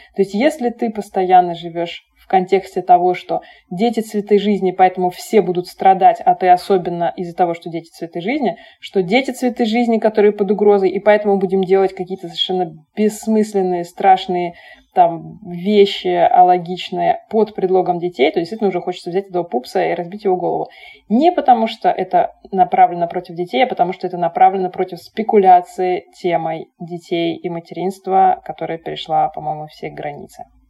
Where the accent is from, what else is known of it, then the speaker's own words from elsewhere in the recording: Saint Petersburg, Russia; мы росли, значит, в Питере, там, родились в Советском Союзе